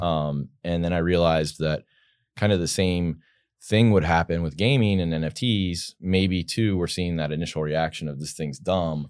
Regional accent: Virginia, United States; I'm from Virginia originally

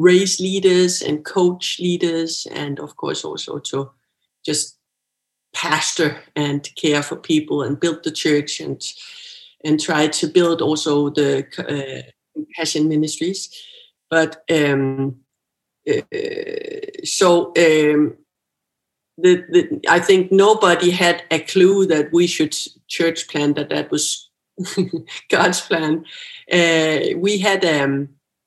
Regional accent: Bornholm, Capital Region of Denmark, Denmark; moved away as an adult; I'm from Bornholm

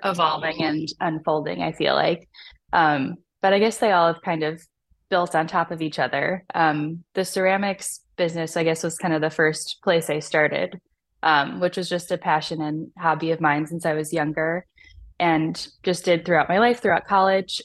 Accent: Chicago, Illinois, United States; in my hometown of Chicago

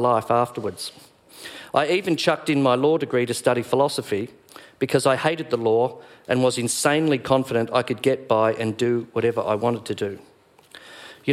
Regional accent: Doveton, Victoria, Australia; the neighbourhood in which I grew up in Doveton, a suburb created by the Victorian Housing Commission

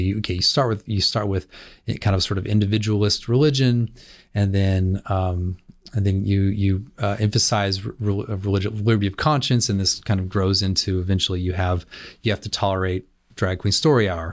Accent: California, United States; I grew up in California

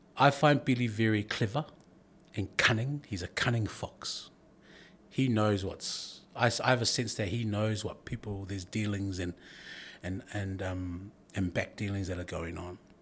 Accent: New Zealand; I'm, I'm born in New Zealand of Samoan heritage and, and Tagalone heritage

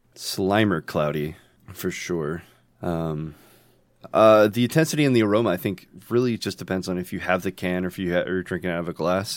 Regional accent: United States; accent: American; My accent is American

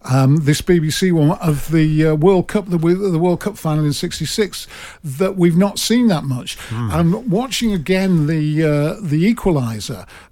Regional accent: Manchester, North West England, United Kingdom; I was born and brought up in Manchester

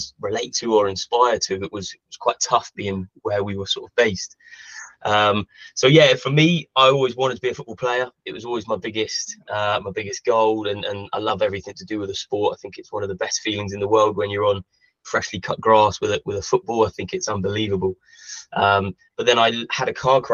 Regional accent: Bournemouth, South West England, United Kingdom; I am from Bournemouth. I'm from down south

